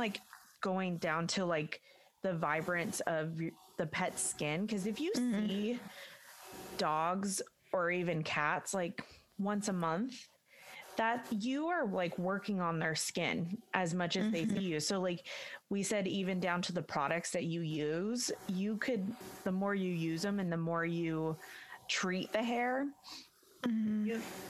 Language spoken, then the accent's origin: English; Orange County, California, United States; I was born and raised in Orange County. I'm like a California girl through and through.